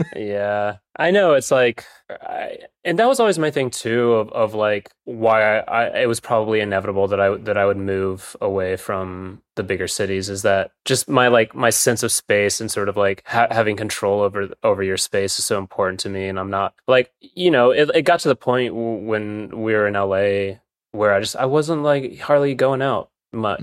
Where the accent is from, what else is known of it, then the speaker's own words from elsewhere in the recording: Williamsburg, Virginia, United States; I grew up in Williamsburg, Virginia